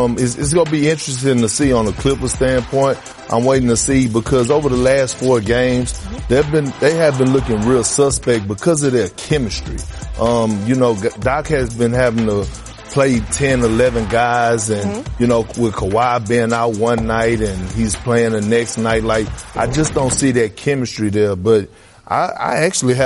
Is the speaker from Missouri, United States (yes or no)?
no; Beaumont, Texas, United States; moved away; From my hometown in Beaumont